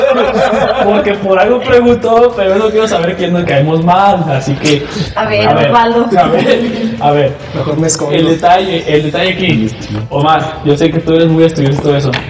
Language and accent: Spanish; Mexico; Ay, que somos repuntuales, no manches. Somos mexicanos